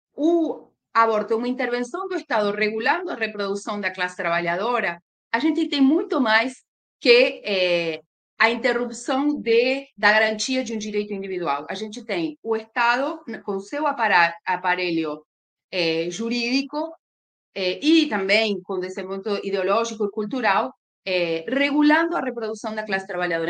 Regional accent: Argentina; moved away as an adult; now in Brazil; sou argentina, moro no Brasil há uns 17 anos

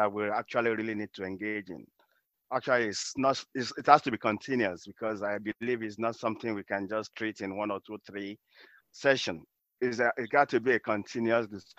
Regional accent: Lagos, Nigeria; moved away as an adult; now in United States; I did my primary, secondary, and first university education in Nigeria.

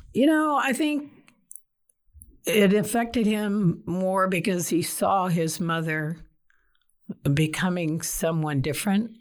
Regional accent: Detroit, Michigan, United States; moved away as an adult; now in Texas, United States; I grew up in Detroit, South Side. I'm a downriver kid

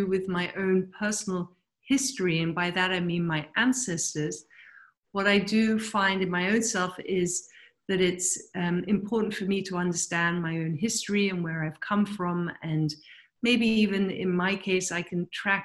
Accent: England, United Kingdom; also born or lived in Pakistan / New Delhi / Germany; I was born in Pakistan and then moved to London, or to England rather, at the age of 3.

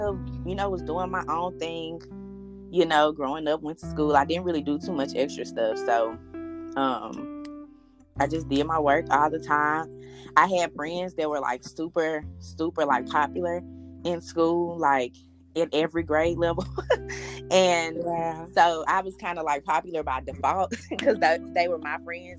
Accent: Memphis, Tennessee, United States; I'm from Memphis, grew up in Memphis, left Memphis to go to college, went graduated from UT Martin, came back to Memphis

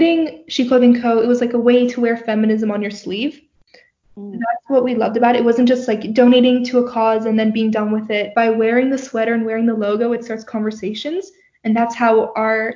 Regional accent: Turkey; now in Canada; I grew up in Turkey.

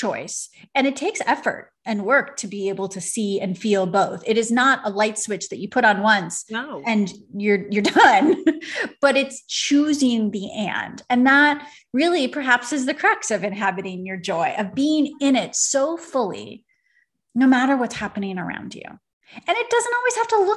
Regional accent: Venice, Veneto, Italy; I grew up, so I'm from Venice, Italy.

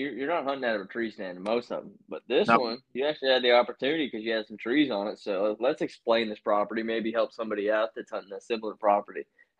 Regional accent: Indiana, United States; I'm from Indiana.

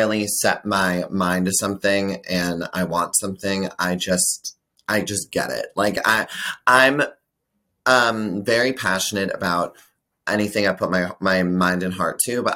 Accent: Boston, Massachusetts, United States; I grew up in Boston. That's where I'm based out of.

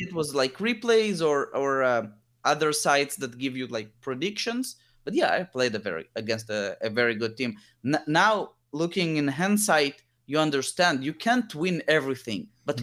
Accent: Israel; also born or lived in Lithuania; when I was seven year old, we moved from Lithuania to Israel

